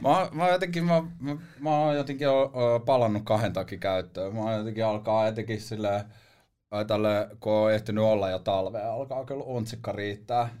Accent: Helsinki, Uusimaa, Finland; also born or lived in Espoo / Marseille / New York; mä oon kasvanut niinku tässä Etelä-Helsingissä oikeastaan mun niinku elämäni

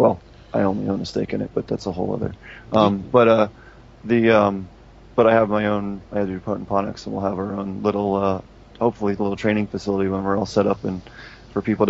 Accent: United States; I grew up in Philadelphia, New York

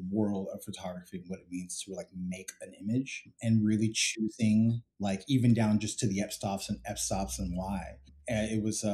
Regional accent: San Jose, California, United States; also born or lived in London / Atlanta; now in New York City, United States; I grew up in San Jose, California

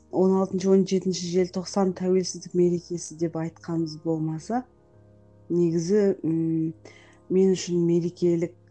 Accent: Taraz, Jambyl Region, Kazakhstan; now in Almaty, Kazakhstan; тараз қаласының тумасымын қазіргі таңда алматы қаласында

